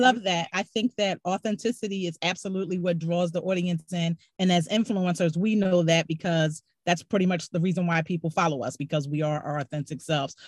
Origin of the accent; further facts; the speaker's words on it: Mississippi, United States; I'm from Mississippi